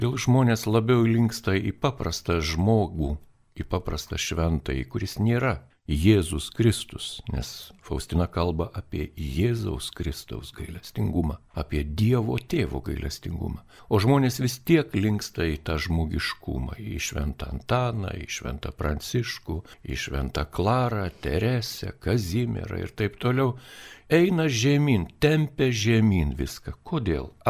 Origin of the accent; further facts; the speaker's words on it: Vilnius, Vilnius County, Lithuania; mes Vilniečiai